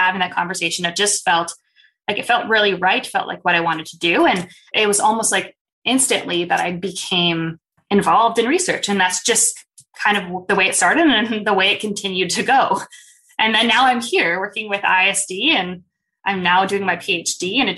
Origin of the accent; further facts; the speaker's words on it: Winnipeg, Manitoba, Canada; I grew up here in Winnipeg